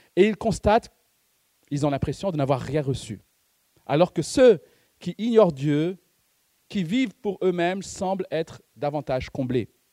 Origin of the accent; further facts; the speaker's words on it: Madagascar; C'est parce que je suis malgache que je mange du riz